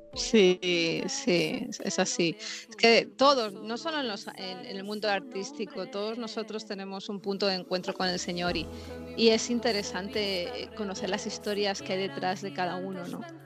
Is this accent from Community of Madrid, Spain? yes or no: yes; Madrid, Community of Madrid, Spain; now in Los Angeles, United States; yo soy española, soy de Madrid, eh, España, y actualmente estoy residiendo